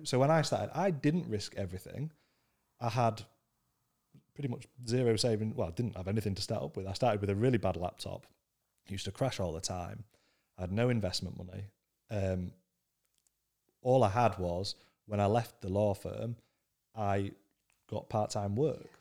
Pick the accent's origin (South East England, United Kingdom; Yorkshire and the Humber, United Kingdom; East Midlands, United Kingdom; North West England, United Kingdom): Yorkshire and the Humber, United Kingdom; Scunthorpe; I grew up in Scunthorpe, which is the, the most working class northern town you could ever come across